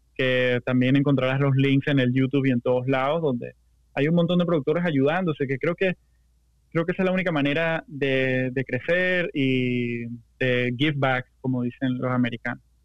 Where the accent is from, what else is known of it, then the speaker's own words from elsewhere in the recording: Venezuela; moved away; yo soy ultra venezolano